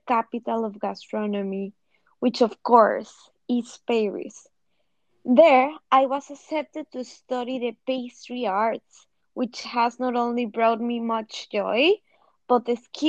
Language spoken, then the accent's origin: English; Mexico City, Mexico; moved away as an adult; now in New York City, United States; I'm from Mexico City. And like many before, I came to New York City